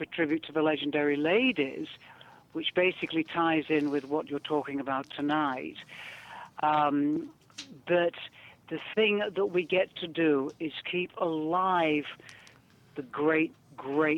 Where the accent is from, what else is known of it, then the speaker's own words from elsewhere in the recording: the north of England, United Kingdom; accent: northern English; my northern English accent